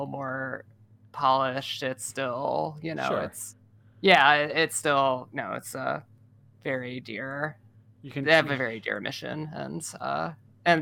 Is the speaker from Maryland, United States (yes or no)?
yes; Baltimore, Maryland, United States; moved away; I grew up in and around Baltimore